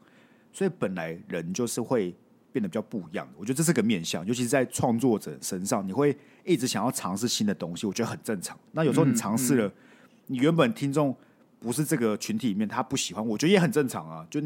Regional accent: Kaohsiung, Taiwan; 我觉得现在还好哎，因为我们是高雄人

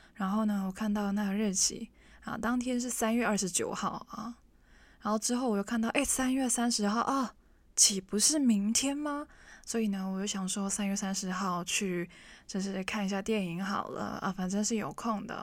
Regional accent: Hong Kong; first language Cantonese; Chinese is a second language; 我们是 local 欸，我们是香港人

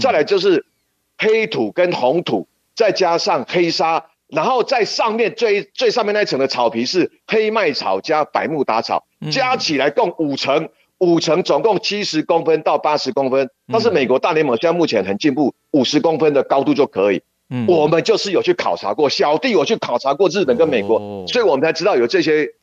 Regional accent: Taiwan; 我们台湾人

